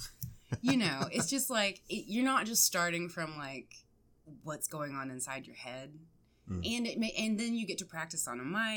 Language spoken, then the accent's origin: English; Alabama, United States; moved away as an adult; also born or lived in New York; now in Nashville, United States; I'm from Alabama